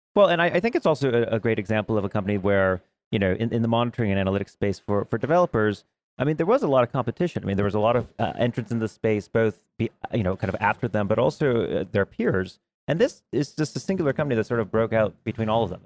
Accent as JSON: {"language": "English", "region": "New York", "country": "United States", "said": "I'm from New York"}